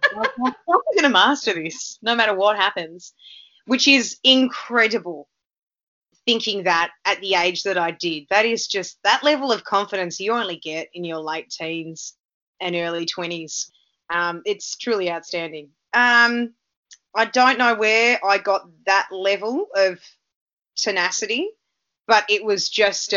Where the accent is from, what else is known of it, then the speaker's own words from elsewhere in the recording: Melbourne, Victoria, Australia; also born or lived in Canada; I grew up in Noble Park North